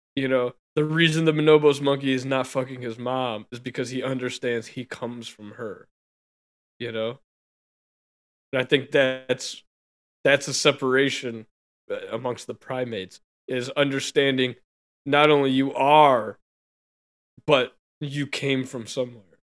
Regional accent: United States; I was born in America

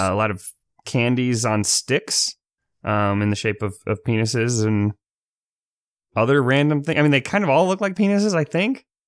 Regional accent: United States; I'm from America

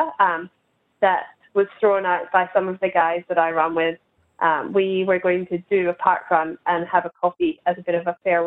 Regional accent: Scotland, United Kingdom; now in Sydney, Australia; my hometown in Scotland

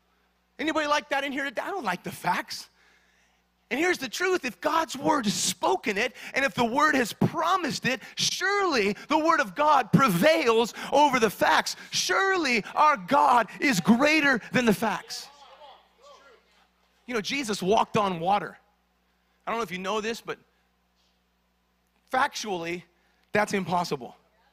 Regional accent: Kingman, Arizona, United States; now in Southern California, United States; When we came here to Southern California, we came from Kingman, Arizona. Some of you don't even know where that is. Don't visit it, all right?

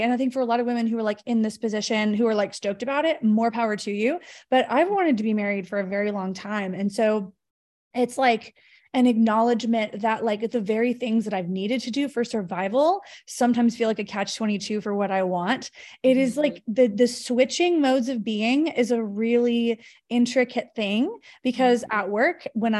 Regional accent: Texas, United States; I'm originally from Texas, but I live in Northern California. I'm planning a move to SoCal in the next few months.

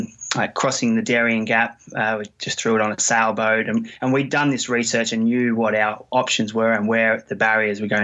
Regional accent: Australia; moved away; I'm from Australia

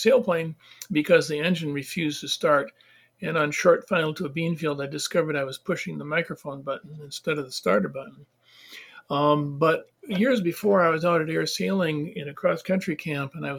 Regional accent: northern Wisconsin, United States; I have very little experience outside of my hometown

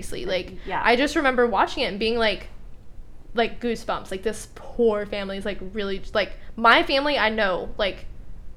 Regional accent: Texas, United States; I'm from Texas, born and raised

